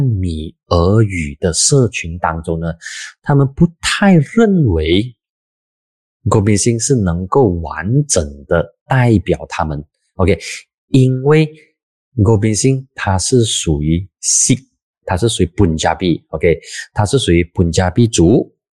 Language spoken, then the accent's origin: Chinese; Penang, Malaysia; 大部分的槟城人，我老家的这些朋友